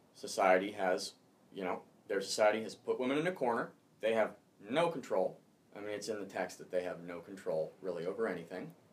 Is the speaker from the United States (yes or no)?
yes; Pacific Northwest, United States; also born or lived in Arkansas; I was born in Arkansas, so oh. it's been a while. You know, uh, I'm Pacific Northwest raised